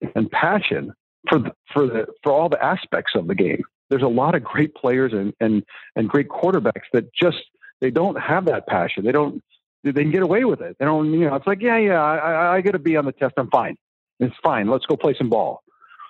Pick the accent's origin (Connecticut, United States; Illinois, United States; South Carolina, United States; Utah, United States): Connecticut, United States; Greenwich; I grew up in Greenwich